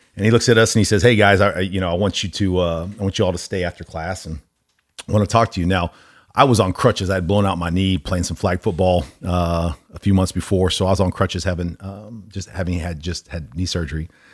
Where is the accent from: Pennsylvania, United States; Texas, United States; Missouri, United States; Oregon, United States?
Texas, United States; Allen; also born or lived in Omaha, Nebraska; I grew up in Allen